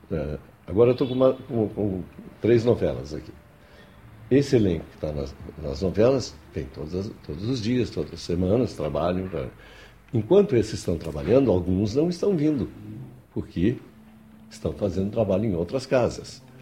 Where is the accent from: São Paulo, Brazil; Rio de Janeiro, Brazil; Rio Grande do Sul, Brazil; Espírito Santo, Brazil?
Rio Grande do Sul, Brazil; A questão de sotaque é, é relativa, porque eu venho do Rio Grande do Sul